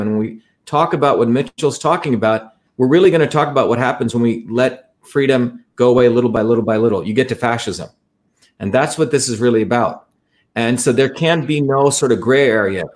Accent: India; moved away; I grew up in India

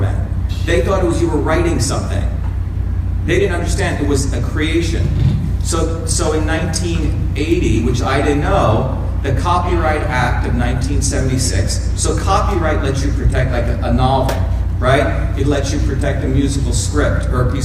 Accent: India; moved away; I grew up in India

